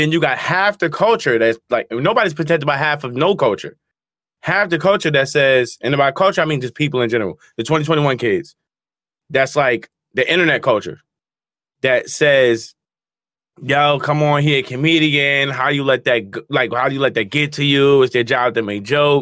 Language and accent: English; New Jersey, United States; I'm from Jersey